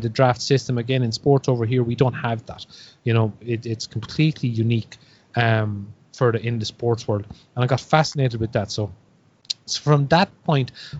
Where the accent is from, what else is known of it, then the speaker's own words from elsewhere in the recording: Ireland; as a kid growing up in Ireland, we had very little access to live sports on TV.